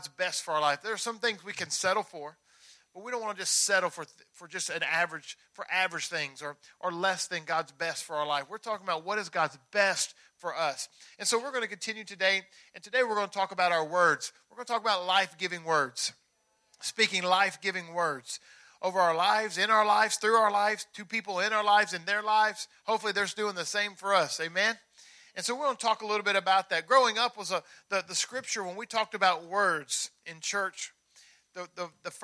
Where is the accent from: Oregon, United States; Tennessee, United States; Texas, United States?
Tennessee, United States; I'm from Tennessee